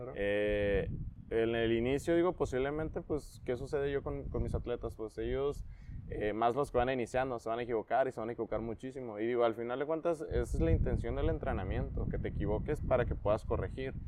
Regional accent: Tecate, Baja California, Mexico; also born or lived in Acapulco / Tijuana; nací en Acapulco nada más, pero me crié en Tecate

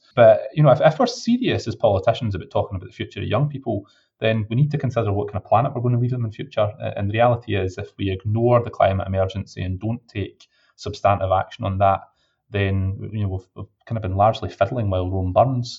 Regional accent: Scotland, United Kingdom; being a Scottish MP at the best of times is challenging. I've got a 750-mile round trip every single week

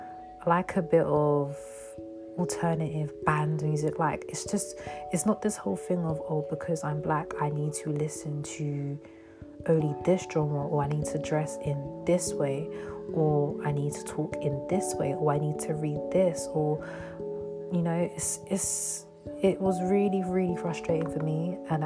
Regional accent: London, United Kingdom; So for me, I grew up in London, but I moved out of London for 4 years.

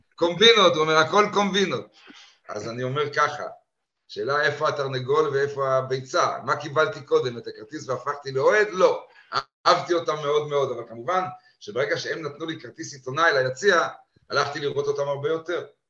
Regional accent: Haifa, Haifa District, Israel; moved away as an adult; also born or lived in London; גדלתי בחיפה ולמדתי בבית ספר הריאלי

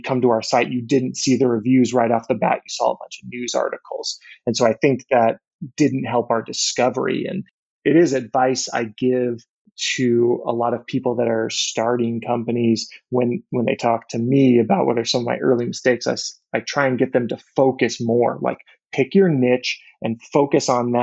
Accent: Orlando, Florida, United States; moved away as an adult; also born or lived in Arkansas / San Francisco Bay Area; I grew up in Florida

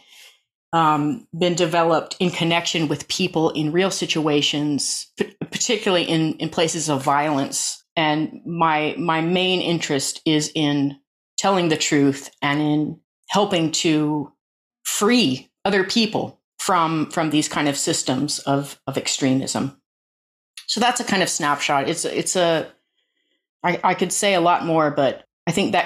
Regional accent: Alaska, United States; now in England, United Kingdom; I was born into a kind of agrarian cult in Alaska

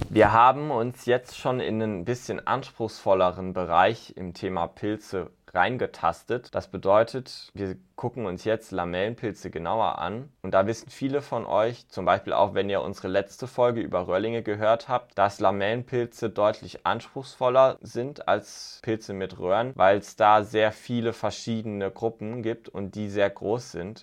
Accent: southwest Germany, Germany; ich komme aus dem Südwesten.

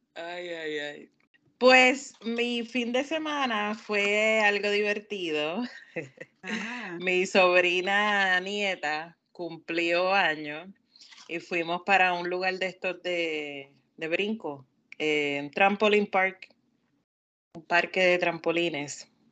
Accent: Puerto Rico; now in Maryland, United States; vengo de Puerto Rico, nací en Puerto Rico, pues soy latina.

